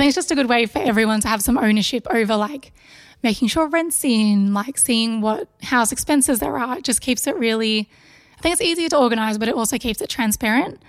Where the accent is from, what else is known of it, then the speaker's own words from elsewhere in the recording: Melbourne, Victoria, Australia; from Melbourne, born and bred